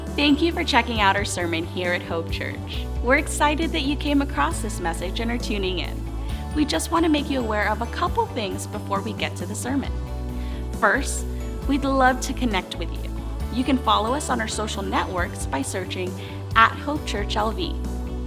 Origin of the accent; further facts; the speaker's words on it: Alabama, United States; now in Las Vegas, United States; I grew up in Alabama